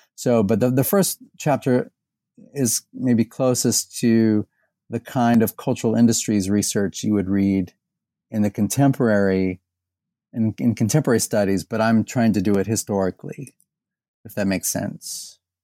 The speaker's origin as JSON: {"language": "English", "town": "Indianapolis", "region": "Indiana", "country": "United States", "tie": "born or raised there", "also_born_or_lived": "Bowling Green, Ohio / Texas", "moved": "as an adult", "lives_now": "Louisville, United States", "said": "I was born in Indiana. I grew up in and around Indianapolis"}